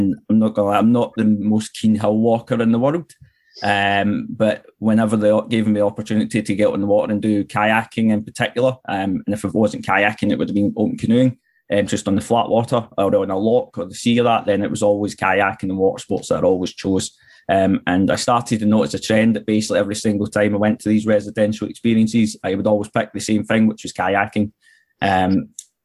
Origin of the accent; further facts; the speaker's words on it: Glasgow, Scotland, United Kingdom; When I was growing up in Glasgow from an early age